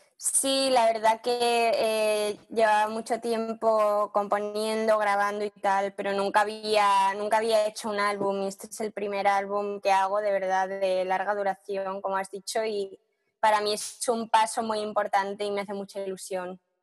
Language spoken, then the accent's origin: Spanish; Spain; now in London, United Kingdom; somos todos españoles músicos que vivimos aquí